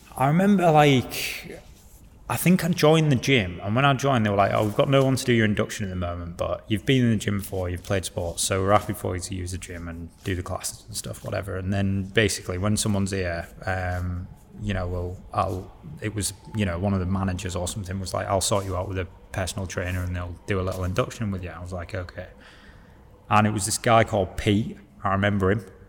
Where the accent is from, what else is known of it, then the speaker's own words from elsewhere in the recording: Hull, Yorkshire and the Humber, United Kingdom; moved away; also born or lived in Leeds / Paris, France; I'm from Hull.